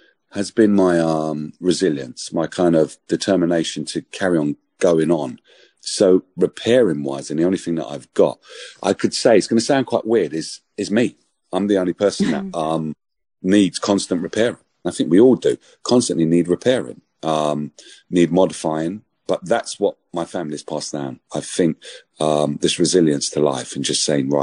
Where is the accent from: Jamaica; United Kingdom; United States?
United Kingdom; London; When I was growing up in Hackney